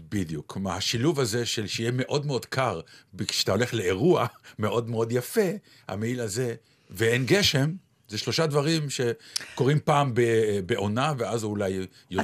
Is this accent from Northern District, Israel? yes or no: no; Ramat Gan, Tel Aviv District, Israel; כשהייתי ילד קטן, אני, אה, חלק מהשכונה שלי וחלק מהעניינים שלי בתור ילד קטן היו ליד בית ספר שגדלתי בו, והוא היה רחוק מביתי. בית כן. ספר יבנה, שהוא היה באזור רמת יצחק ברמת גן